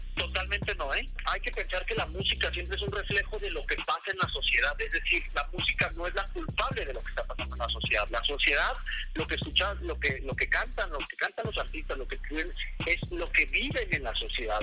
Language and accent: Spanish; Chihuahua, Mexico; yo soy de Chihuahua